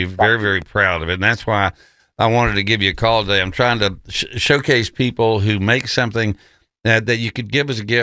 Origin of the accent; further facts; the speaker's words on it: Texas, United States; now in Memphis, United States; I grew up in Texas